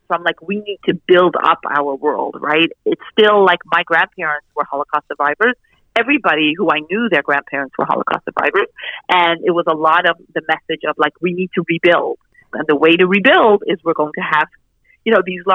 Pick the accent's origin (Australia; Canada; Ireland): Canada; I actually grew up in Canada as part of this community